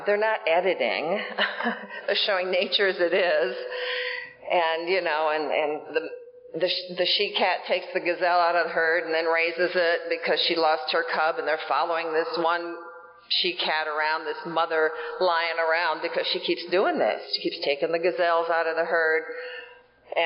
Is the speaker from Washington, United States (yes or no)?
no; Iowa, United States; I grew up in Iowa